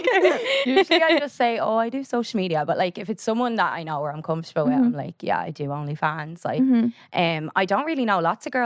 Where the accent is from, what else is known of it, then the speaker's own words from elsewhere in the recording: Drogheda, Leinster, Ireland; I think they're so used to that stereotypical Drogheda accent. You know the way like Dublin has like, a specific accent that everybody says that's Dublin?